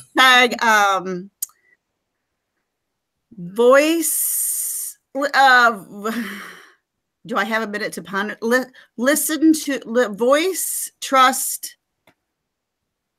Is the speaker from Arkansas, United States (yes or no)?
no; Michigan, United States; moved away as an adult; now in Rockwall, United States; I live in Rockwall, Texas, which I'm transplanted from Michigan. I was a Michigander until I was 40